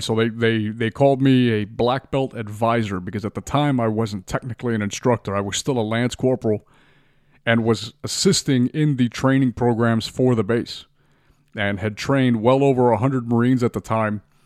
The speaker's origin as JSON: {"language": "English", "town": "Miami", "region": "Florida", "country": "United States", "tie": "born or raised there", "said": "born and raised in Miami, Florida"}